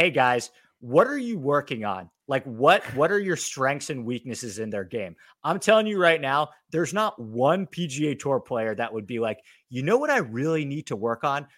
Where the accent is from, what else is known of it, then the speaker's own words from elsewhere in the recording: New York, United States; now in Los Angeles, United States; I'm from New York. I spend a fair amount of time in New York, but I'm mainly based in Los Angeles